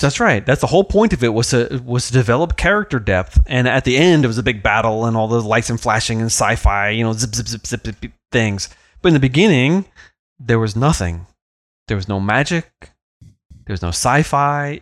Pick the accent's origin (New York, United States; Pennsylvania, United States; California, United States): New York, United States; the Hamptons; I was a lad growing up in the Hamptons.